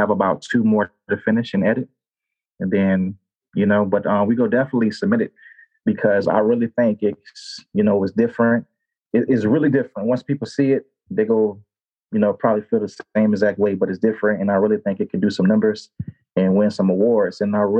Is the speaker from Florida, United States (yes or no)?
yes; St. Petersburg, Florida, United States; my hometown of where I'm from